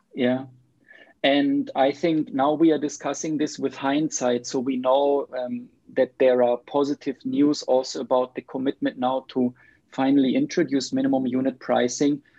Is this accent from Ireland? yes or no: no; Germany; now in Sweden; I live in Sweden now, but I'm from Germany